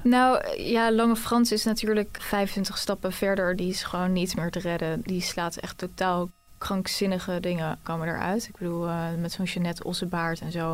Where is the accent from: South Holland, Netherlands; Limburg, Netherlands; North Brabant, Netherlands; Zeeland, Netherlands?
South Holland, Netherlands; The Hague; moved away; want ik kom dus eigenlijk uit Den Haag